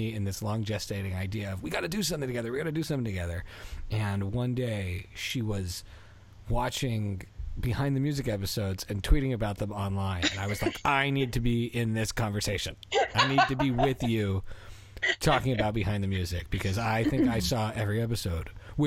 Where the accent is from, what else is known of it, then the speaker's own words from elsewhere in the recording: Canada; also born or lived in Philadelphia, United States; I was raised in Canada too.